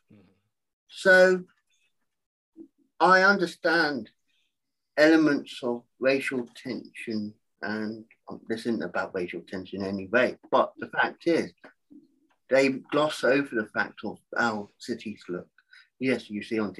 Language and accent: English; England, United Kingdom; now in United States; I'm from England. I'm now in America.